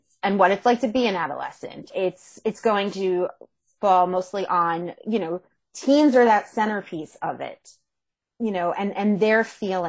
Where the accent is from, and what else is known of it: Monmouth County, New Jersey, United States; moved away